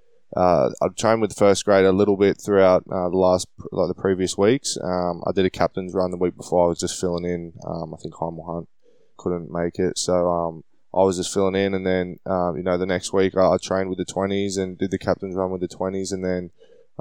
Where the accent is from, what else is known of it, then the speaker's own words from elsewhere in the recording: Sydney, New South Wales, Australia; also born or lived in Malabar; I grew up in Kensington, lived in Malabar for a couple of years and then moved back to Kensington